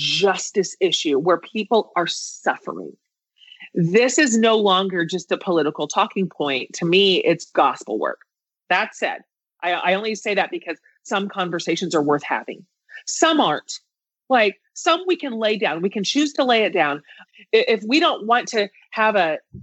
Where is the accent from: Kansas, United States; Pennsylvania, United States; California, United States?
Kansas, United States; now in Austin, United States; I grew up in Kansas in a very like blue collar environment